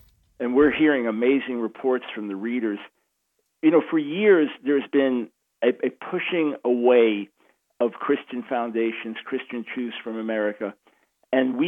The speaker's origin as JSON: {"language": "English", "area": "Long Island", "region": "New York", "country": "United States", "tie": "born or raised there", "also_born_or_lived": "Manhattan, New York City", "accent": "New York", "moved": "as an adult", "lives_now": "North Carolina, United States", "said": "New York, born in Manhattan, New York City, and raised on Long Island"}